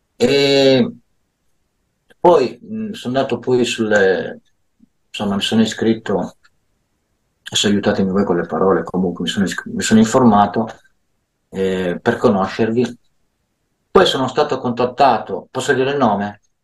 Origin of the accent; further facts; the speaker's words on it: Milan, Lombardy, Italy; Io sono nato a Milano